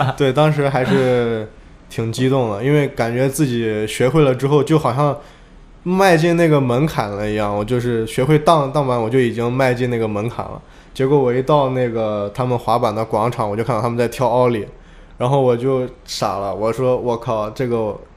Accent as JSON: {"language": "Chinese", "town": "Xi'an", "region": "Shaanxi", "country": "China", "said": "我是来自西安的"}